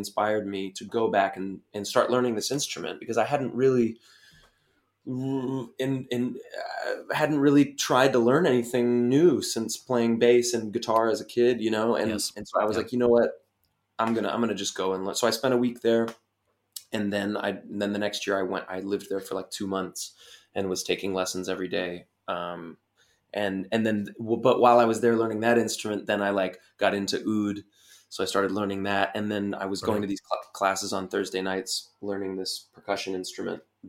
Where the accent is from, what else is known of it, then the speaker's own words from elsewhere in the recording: United States; me as an American